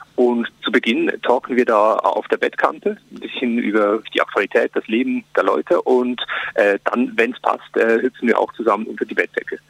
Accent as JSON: {"language": "German", "country": "Switzerland", "moved": "yes", "lives_now": "Germany", "said": "das Leben als Schweizer in Deutschland"}